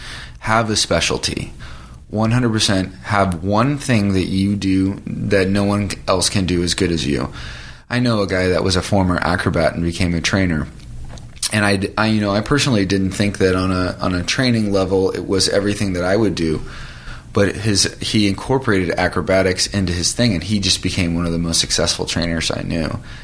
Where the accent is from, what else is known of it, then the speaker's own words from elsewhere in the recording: California, United States; now in Los Angeles, United States; when I first moved to LA, I had $300 in my pocket and I came from Orange County, and it was sink or swim.